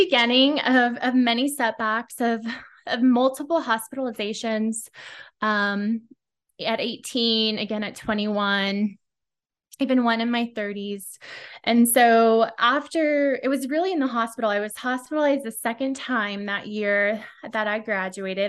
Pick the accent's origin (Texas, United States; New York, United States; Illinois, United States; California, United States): California, United States; Silicon Valley, Bay Area; I grew up in Silicon Valley, Bay Area, always been a California girl